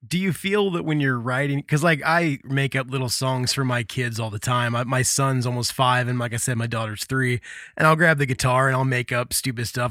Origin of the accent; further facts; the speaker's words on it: Midwest, United States; growing up in the Midwest